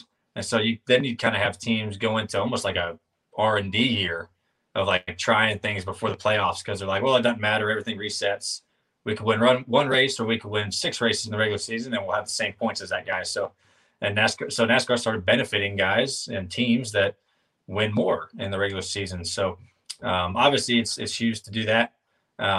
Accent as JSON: {"language": "English", "town": "High Point", "region": "North Carolina", "country": "United States", "tie": "born or raised there", "said": "I grew up in High Point"}